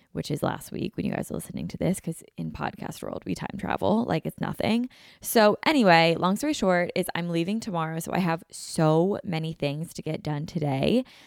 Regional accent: Pennsylvania, United States; we're all from Pennsylvania

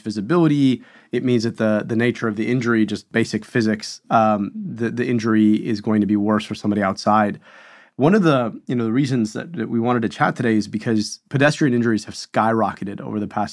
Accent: Michigan, United States; I'm from Michigan, and we're like in the heart of auto country.

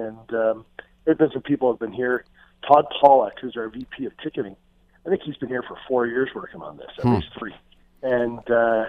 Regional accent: Peterborough, Ontario, Canada; moved away as an adult; also born or lived in Winnipeg, Manitoba; now in Las Vegas, United States; I'm born and raised in Peterborough, Ontario, and was in Winnipeg for the last 18 years. I moved here in June

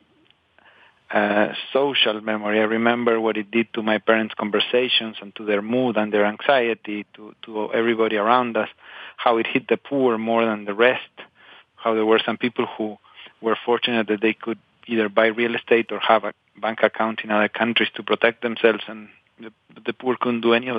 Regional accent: Patagonia, Argentina; moved away; I grew up in Patagonia, in the southern part of Argentina

